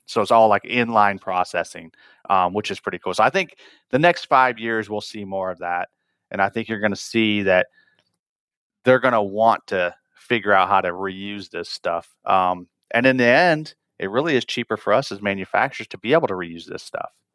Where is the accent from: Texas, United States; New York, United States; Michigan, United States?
Michigan, United States; northern; I grew up in Michigan up north